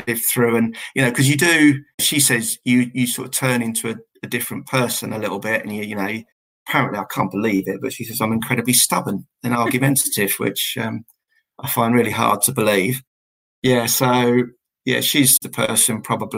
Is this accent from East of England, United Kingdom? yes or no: yes; Southend-on-Sea, East of England, United Kingdom; I'm from Essex and from the South End area